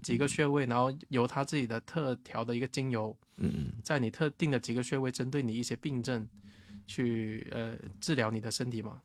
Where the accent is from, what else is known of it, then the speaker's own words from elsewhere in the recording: Shanwei, Guangdong, China; moved away; 我们老家汕尾那边的